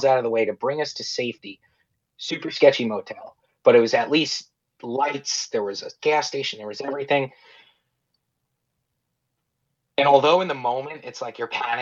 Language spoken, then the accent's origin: English; New York, United States; also born or lived in Florida; We're from New York